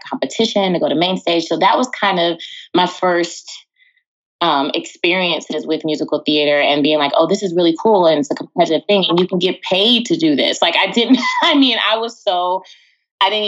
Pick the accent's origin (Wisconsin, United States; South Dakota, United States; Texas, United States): Texas, United States; moved away as an adult; also born or lived in California; I grew up in Texas